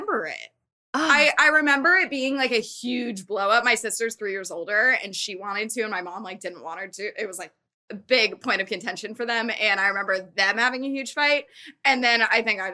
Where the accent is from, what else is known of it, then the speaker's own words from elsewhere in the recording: Thousand Oaks, California, United States; also born or lived in Arizona; now in Los Angeles, United States; I'm from Thousand Oaks. So I moved back home